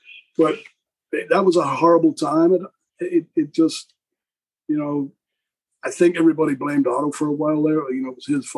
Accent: Wigan, North West England, United Kingdom; I come from Wigan.

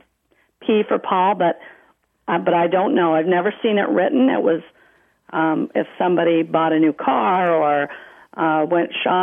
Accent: Western Canada, Alberta, Canada; now in Terrell, United States; I grew up in Western Canada.

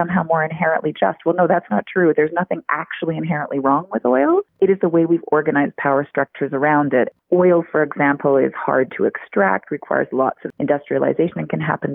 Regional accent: Alberta, Canada; I'm actually from Alberta originally, and now I teach at the University of Alberta

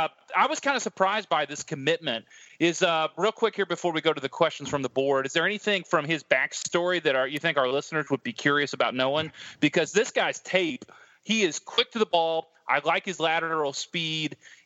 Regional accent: Iowa, United States; I grew up in Iowa, which is one of the wrestling capitals of the world.

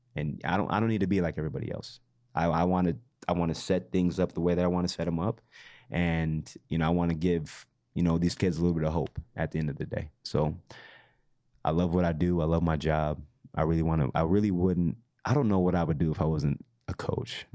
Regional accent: Utah, United States; growing up in Utah

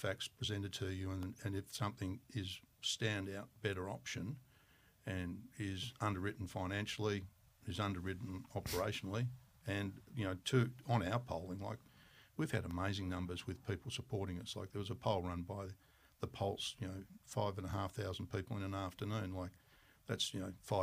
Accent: Tasmania, Australia; I'm from Tasmania

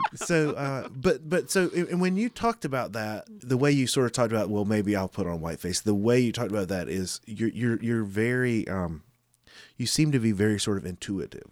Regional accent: Goldsboro, North Carolina, United States; I grew up in Goldsboro

